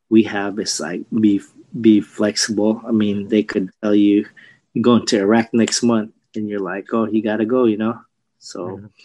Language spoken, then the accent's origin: English; Philippines; I'll relate it to the Filipino dish because uh, we're Filipino